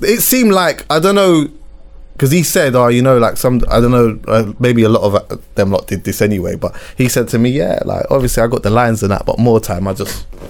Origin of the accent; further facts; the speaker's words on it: Jamaica; as a Jamaican, I would know if I'm listening to him.